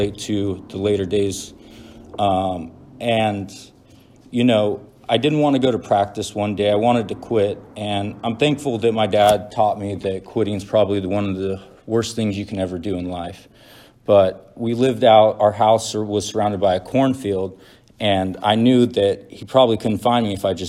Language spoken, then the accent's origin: English; Central Valley, between Fresno and Bakersfield, California, United States; I'm from the Central Valley